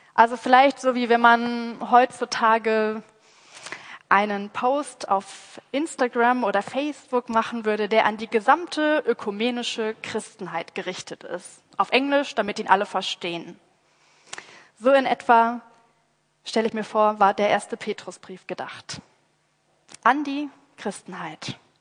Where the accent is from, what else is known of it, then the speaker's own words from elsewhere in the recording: Rhineland, Germany; ich mit meiner rheinländischen Mentalität